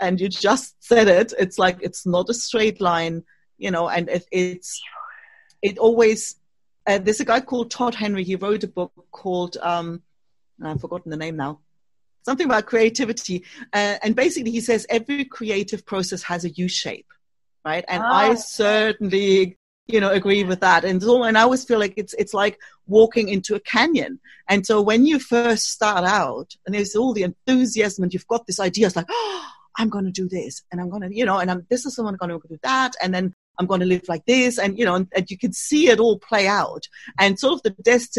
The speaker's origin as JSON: {"language": "English", "region": "East Germany", "country": "Germany", "tie": "born or raised there", "also_born_or_lived": "Australia / United Kingdom", "second_language": "English", "moved": "as an adult", "lives_now": "Spain", "said": "I was born in Germany, actually, and to be precise, in East Germany."}